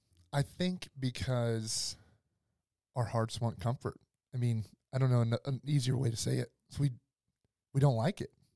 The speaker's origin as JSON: {"language": "English", "region": "Arkansas", "country": "United States", "said": "I'm from Arkansas."}